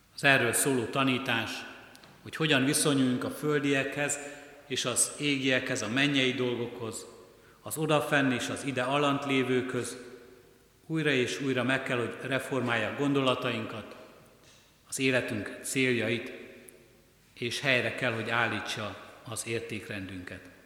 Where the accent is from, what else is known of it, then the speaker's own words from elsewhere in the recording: Hungary; ha nem ide születtünk volna, ha nem Kelet-Európában, ha nem Magyarországon élnénk